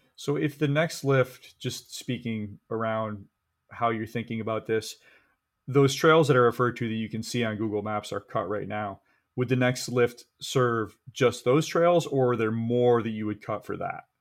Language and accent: English; Michigan, United States; I grew up skiing in Michigan